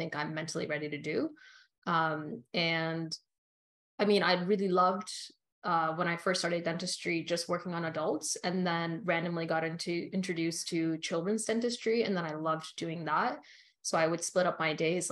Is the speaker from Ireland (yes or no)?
no; Canada; also born or lived in Australia; I was raised in Canada